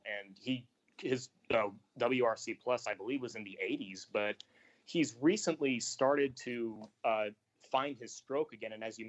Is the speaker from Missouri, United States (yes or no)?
yes; St. Louis, Missouri, United States; moved away; I grew up in St. Louis. I'm going to be moving back to the area in a couple of weeks